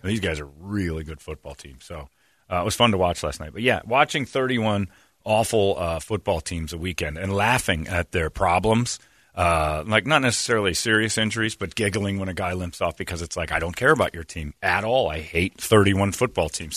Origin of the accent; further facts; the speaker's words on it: Cleveland, Ohio, United States; I'm from Cleveland